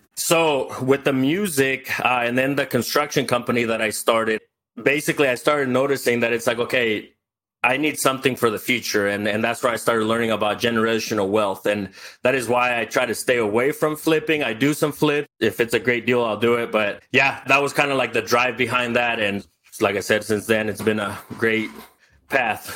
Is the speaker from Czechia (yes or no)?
no; El Salvador; now in United States; I was born in El Salvador. I grew up with no running water, no electricity.